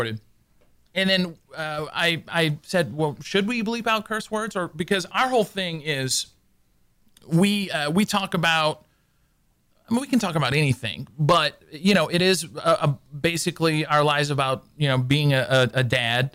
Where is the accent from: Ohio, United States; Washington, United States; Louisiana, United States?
Louisiana, United States; now in Houston, United States; we're both from Louisiana